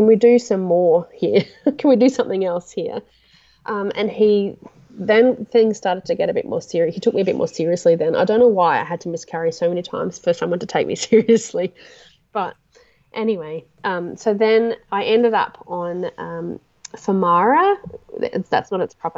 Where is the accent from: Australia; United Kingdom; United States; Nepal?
Australia; Toowoomba, Queensland; I'm from Toowoomba.